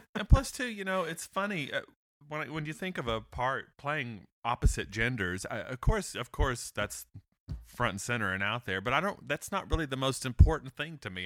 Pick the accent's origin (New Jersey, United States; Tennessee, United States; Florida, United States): Tennessee, United States; Chattanooga; moved away; I am from Chattanooga, up the road originally